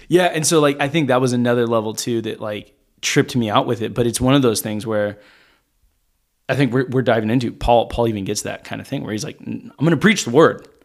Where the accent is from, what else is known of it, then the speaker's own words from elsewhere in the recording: Arkansas, United States; I grew up in Arkansas